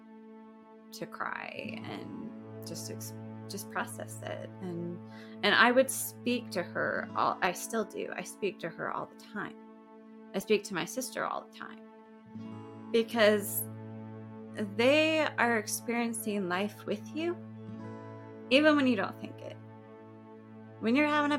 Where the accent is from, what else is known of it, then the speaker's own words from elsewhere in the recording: Spanish Fork, Utah, United States; also born or lived in Provo, Utah; I was born and raised in Provo, but then we moved when I was 8 to Spanish Fork. So okay. I call Spanish Fork. Home